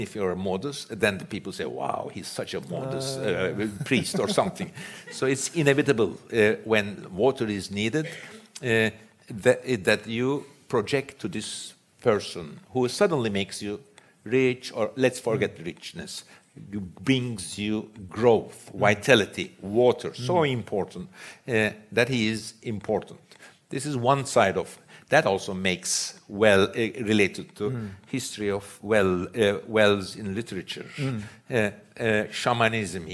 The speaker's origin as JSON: {"language": "English", "region": "Istanbul", "country": "Turkey", "tie": "born or raised there", "said": "I grew up in Istanbul"}